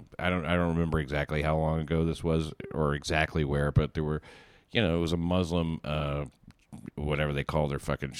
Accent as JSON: {"language": "English", "town": "Chattanooga", "region": "Tennessee", "country": "United States", "said": "I'm some comic from Chattanooga"}